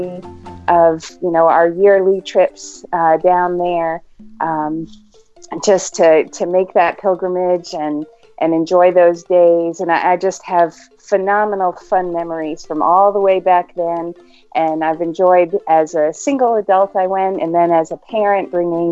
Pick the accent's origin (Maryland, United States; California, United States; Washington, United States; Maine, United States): Maine, United States; now in Knoxville, United States; We're actually from Maine, and I have 12 brothers and sisters